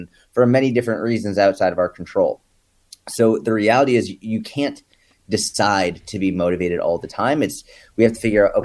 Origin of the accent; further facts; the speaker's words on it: New England, United States; now in Dallas, United States; I was born and raised in New England